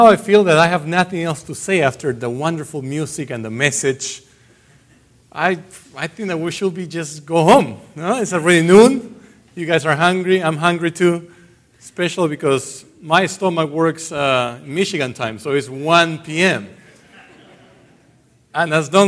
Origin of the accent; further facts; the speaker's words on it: Iquitos, Loreto, Peru; moved away; I was born in Iquitos, Peru.